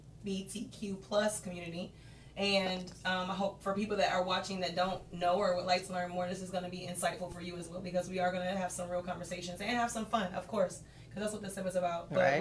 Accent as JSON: {"language": "English", "region": "Oklahoma", "country": "United States", "moved": "yes", "lives_now": "Arizona, United States", "said": "So I'm from Oklahoma. I'm here in Arizona doing my thing."}